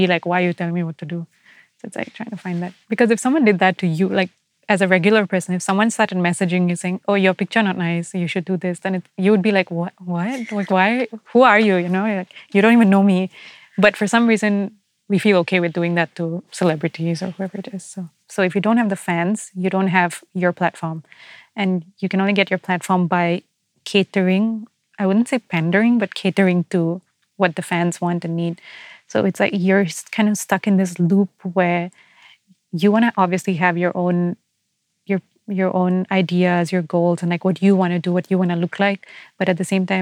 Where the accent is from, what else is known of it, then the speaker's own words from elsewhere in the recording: Singapore; I see myself as Singaporean